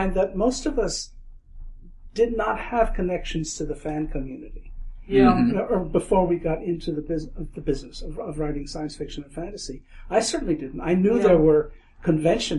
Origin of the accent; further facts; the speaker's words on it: New York, United States; I grew up in New York, too